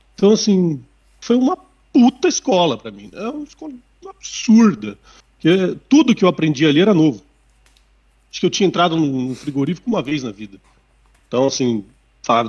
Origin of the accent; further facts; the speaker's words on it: Sorocaba, São Paulo, Brazil; moved away as an adult; also born or lived in Botucatu; eu sou de Sorocaba, minha família é de lá, nascido e criado em Sorocaba